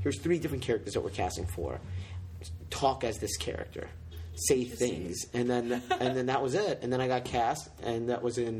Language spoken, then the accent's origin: English; Chicago, Illinois, United States; moved away as an adult; now in Boston, United States; I'm originally from Chicago, specifically the south side of Chicago